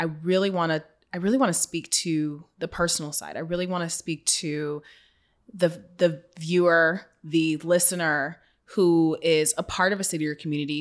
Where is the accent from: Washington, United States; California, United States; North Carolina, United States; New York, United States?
Washington, United States; Seattle; my hometown of Seattle